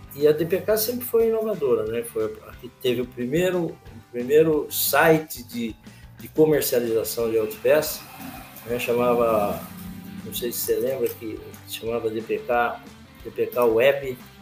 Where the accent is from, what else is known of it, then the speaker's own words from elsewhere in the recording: Campinas, São Paulo, Brazil; eu sou campineiro, tenho 69 anos de idade